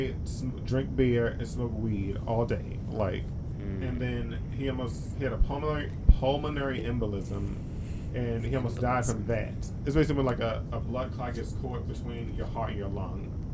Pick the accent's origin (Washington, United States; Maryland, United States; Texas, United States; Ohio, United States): Maryland, United States; also born or lived in California; We're just from Maryland too